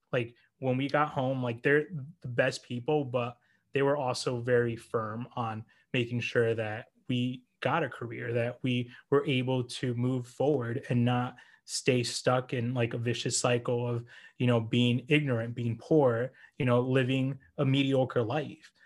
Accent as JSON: {"language": "English", "country": "United States", "tie": "born or raised there", "also_born_or_lived": "New Jersey / Florida / New York", "lives_now": "New York City, United States", "said": "We grew up in New Jersey, and we moved to Florida"}